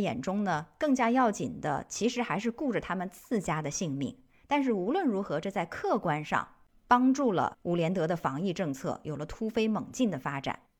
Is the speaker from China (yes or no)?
yes; China; 我们中国人是有这种传统说法的。